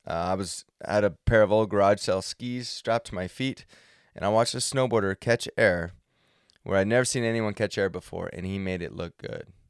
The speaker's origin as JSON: {"language": "English", "region": "Central California", "country": "United States", "tie": "born or raised there", "said": "I grew up in Central California where there was no snow industry"}